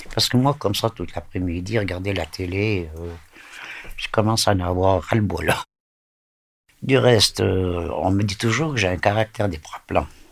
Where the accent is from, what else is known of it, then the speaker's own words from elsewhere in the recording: Vétroz, Valais, Switzerland; also born or lived in Lausanne; ils sont venus habiter euh, dans le Valais à Vétro